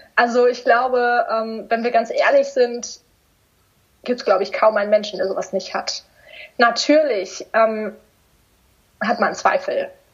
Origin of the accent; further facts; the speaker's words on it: near Stuttgart, Baden-Württemberg, Germany; in Stuttgart, weil ich komme aus der Nähe